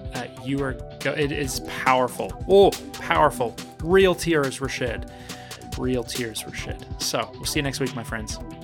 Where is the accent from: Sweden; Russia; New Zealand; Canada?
New Zealand; I was born and raised in New Zealand